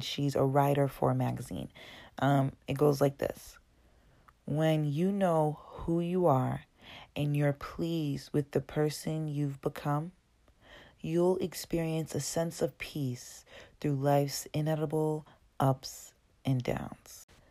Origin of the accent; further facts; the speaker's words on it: Brockton, Massachusetts, United States; also born or lived in Dorchester, Massachusetts; I was born in Dorchester when I was five years old. My family moved out to Brockton. That's where I was grown up. Um, I went to Brockton High